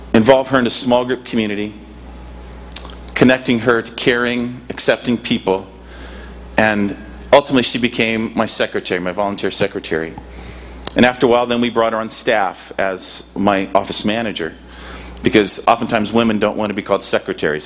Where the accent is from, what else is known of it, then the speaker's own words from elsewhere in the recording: Michigan, United States; moved away as an adult; now in Seaside, United States; North Coast invited me to come and serve them five years ago, and I come from Michigan.